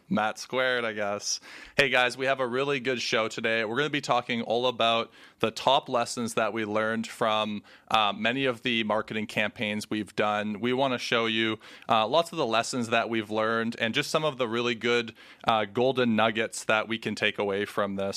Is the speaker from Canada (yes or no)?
yes; Canada; we're Canadian